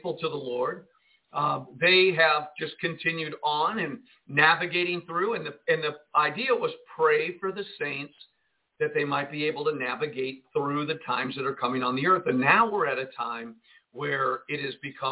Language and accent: English; Jersey City, New Jersey, United States; I was born in Jersey City, New Jersey